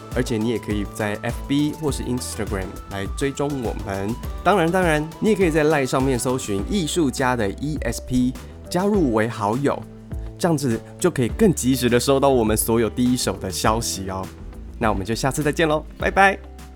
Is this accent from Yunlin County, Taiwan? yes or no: no; Taipei, Taiwan; 因为我自己是台北人，然后我又在台北长大